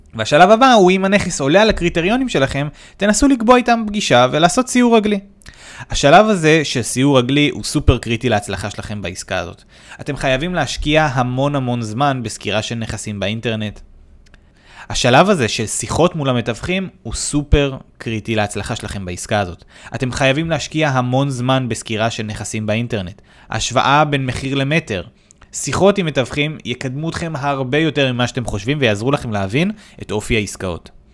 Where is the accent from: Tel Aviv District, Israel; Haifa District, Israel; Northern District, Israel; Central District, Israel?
Haifa District, Israel; Haifa; במקור נולדתי וגדלתי בחיפה